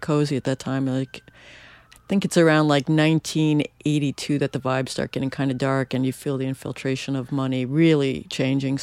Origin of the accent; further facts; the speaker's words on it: New York City, New York, United States; I grew up in Soho